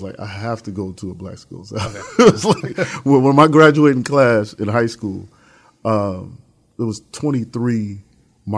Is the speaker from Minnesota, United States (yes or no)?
no; New York, United States; moved away as an adult; also born or lived in Charlotte, North Carolina; now in Atlanta, United States; Originally from New York, Harlem